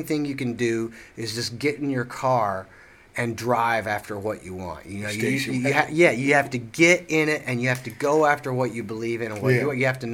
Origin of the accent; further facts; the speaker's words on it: Seymour, Tennessee, United States; moved away; I actually grew up in Seymour, you know, but that's just next to, that's in between Sevierville and Knoxville